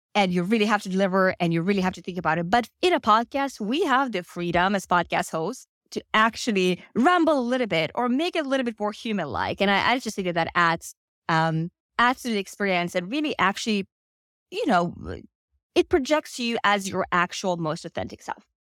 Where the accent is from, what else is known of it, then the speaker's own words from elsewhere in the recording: Finland; moved away as an adult; now in United States; I'm actually originally from Finland, have lived in the US for uh, the past four years.